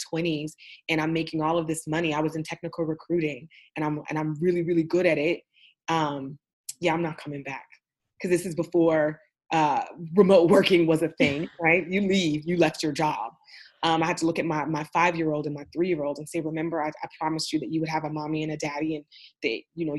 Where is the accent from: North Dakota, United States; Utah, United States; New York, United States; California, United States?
California, United States; Oakland; also born or lived in Austin, Texas; Oakland, California, my hometown